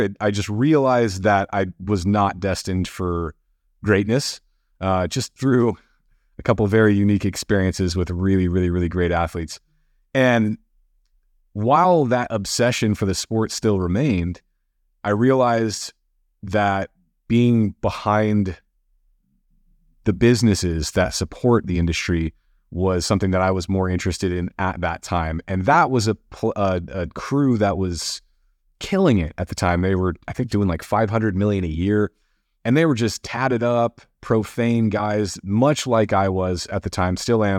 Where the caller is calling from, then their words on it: Marina Del Rey, California, United States; I'm tuning in from Marina Del Rey, California, right on the west edge of LA.